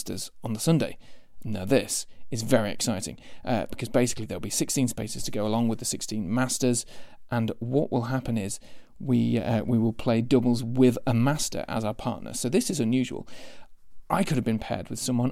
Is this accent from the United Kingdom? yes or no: yes; Boston, East Midlands, United Kingdom; supporting Boston United in the Football League, like I kind of do, as my hometown